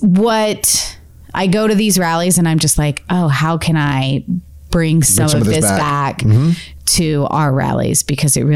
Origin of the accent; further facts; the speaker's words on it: Central Texas, United States; being from Central Texas